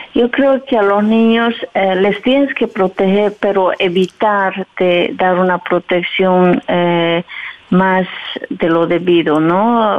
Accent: southern Bolivia, Bolivia; moved away as an adult; now in Bergschenhoek, Netherlands; Yo soy de Bolivia, soy del sur de Bolivia, que se llama Pisa y vivo por aquí a 21 años

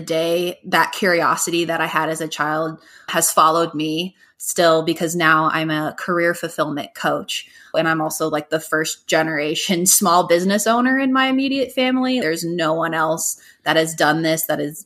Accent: Golden, Colorado, United States; also born or lived in Hawaii; now in Denver, United States; I'm from Golden, Colorado, but I've been living in Denver for over 10 years.

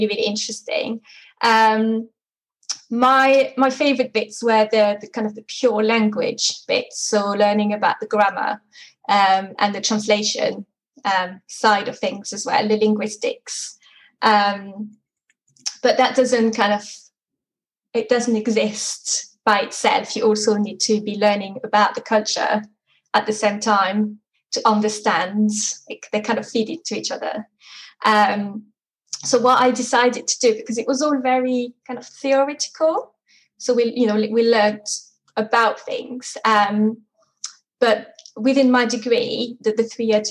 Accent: Burgundy, Bourgogne-Franche-Comté, France; first language French; English is a second language; moved away as an adult; now in Dorset, United Kingdom; I grew up in France, in the Burgundy region of France, and was raised there, went to school there, went to uni there, and came to the UK in 2004.

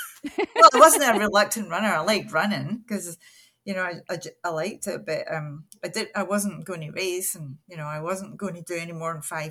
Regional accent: Scotland, United Kingdom; now in Canada; I live in Nova Scotia. I'm 66 years old. I'm happily retired. I retired right at the beginning of the pandemic, unfortunately. That put all my plans aside. I moved to Canada from Scotland

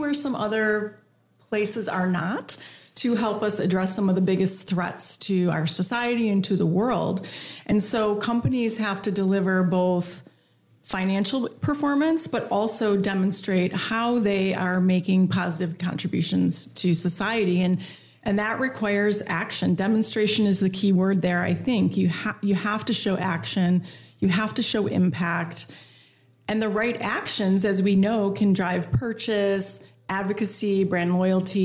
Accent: Chicago, Illinois, United States; the Windy City, my hometown

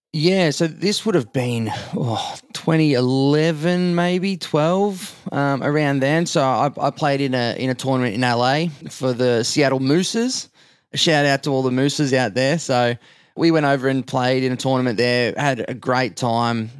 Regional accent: Australia; I'm in the middle as the Aussie

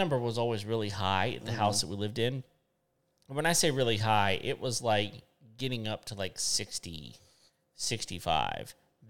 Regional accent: West Texas, United States; moved away; I grew up in West Texas.

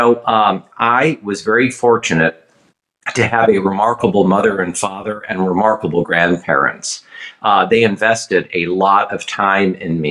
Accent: Fort Wayne, Indiana, United States; moved away as an adult; now in Washington, D.C., United States; I was growing up in what I call the center of the universe, Fort Wayne, Indiana

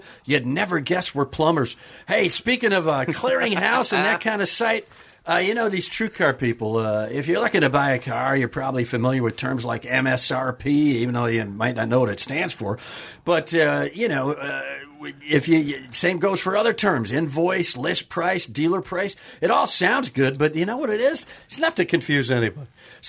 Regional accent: Kenosha, Wisconsin, United States; Wisconsin. Okay. Kenosha, Wisconsin.

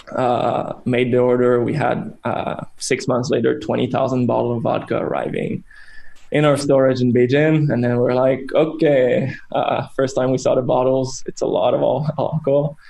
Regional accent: Canada; now in China; our roots as Canadian

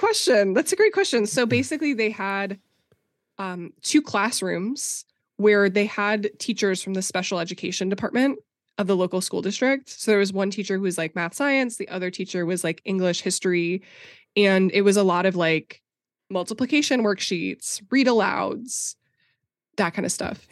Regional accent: Minnesota, United States; I grew up conservative Christian in Minnesota, like, very evangelical

